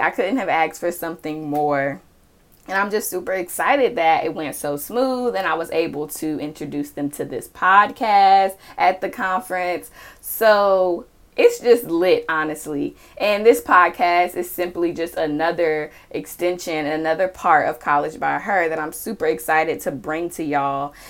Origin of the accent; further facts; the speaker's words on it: Charlotte, North Carolina, United States; I am from Charlotte, North Carolina